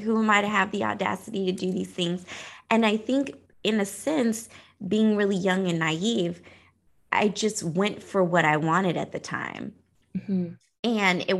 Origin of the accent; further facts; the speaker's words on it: Oklahoma, United States; I come from Oklahoma, so it's a pretty small town.